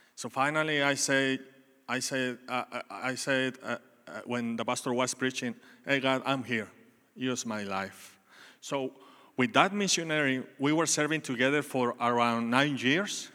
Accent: Mexico; English is a second language; moved away as an adult; now in Texas, United States; I was born in Mexico, and when I was eighteen years old, studying on my college

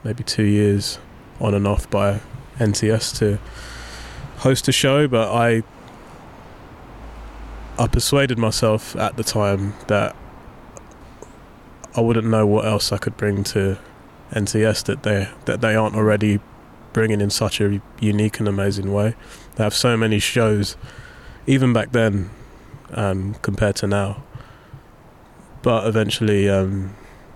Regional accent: London, United Kingdom; I grew up in Southeast London

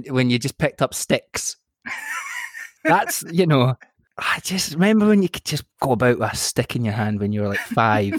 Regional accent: Furnace, Scotland, United Kingdom; moved away as an adult; also born or lived in London; now in Tunbridge Wells, United Kingdom; So I grew up in Argyll on the west coast of Scotland. I'm from a tiny little village called Furness, okay, which is outside Inverary

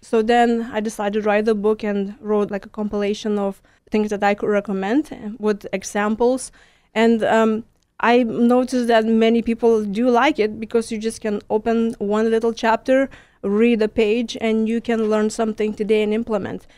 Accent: Lithuania; first language Lithuanian; English is a second language; moved away as an adult; now in Houston, United States; I'm from Lithuania. It's next to Poland

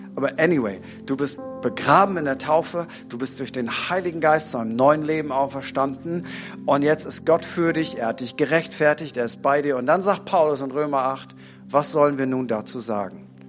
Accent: Bremen, Germany; bei uns in Bremen

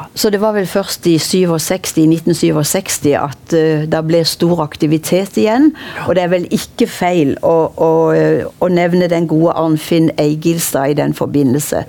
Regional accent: Kristiansand, Agder, Norway; da jeg vokste opp i Kvadraturen på 50-tallet

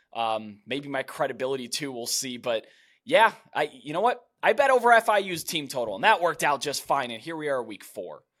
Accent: Cleveland, Ohio, United States; born and raised in Cleveland

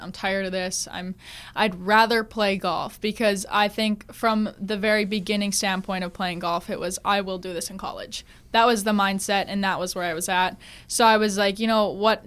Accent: Grand Forks, North Dakota, United States; moved away; I'm from Grand Forks

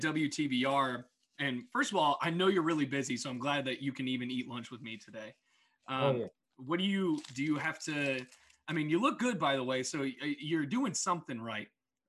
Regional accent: New Kent, Virginia, United States; So growing up in New Kent, like both of us did

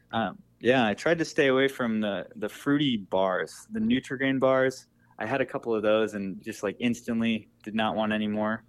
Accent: Wisconsin, United States; now in Boston, United States; I grew up in Wisconsin.

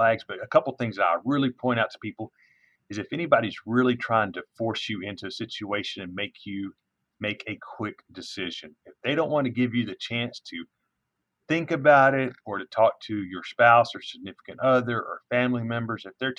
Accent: East Texas, United States; moved away as an adult; now in Denton, United States; I'm originally from East Texas

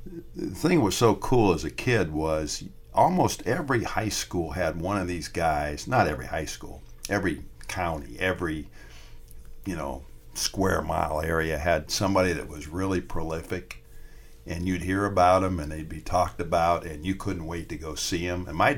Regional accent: Northeastern Ohio, United States; I grew up in Northeastern Ohio, so I grew up in a football state

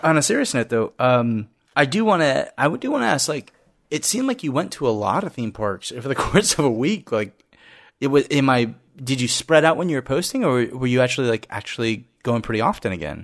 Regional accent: Florida, United States; we grew up in Florida

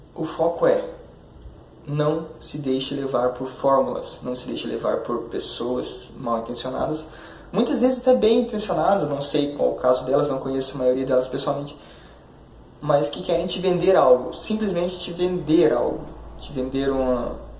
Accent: Curitiba, Paraná, Brazil; sou de Curitiba

